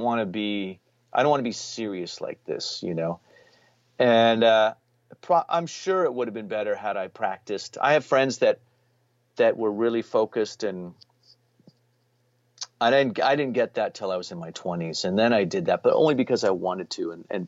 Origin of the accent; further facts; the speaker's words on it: Reno, Nevada, United States; I was from Reno or Lake Tahoe, you know, and that was like almost like a being like a movie star